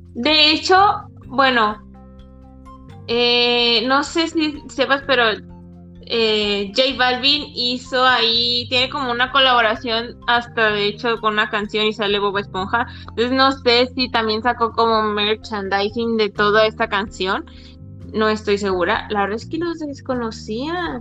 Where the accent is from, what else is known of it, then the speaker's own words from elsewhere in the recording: Mazatlán, Sinaloa, Mexico; now in Guadalajara, Mexico; soy de Mazatlán, Sinaloa, pero estoy viviendo en Guadalajara, Jalisco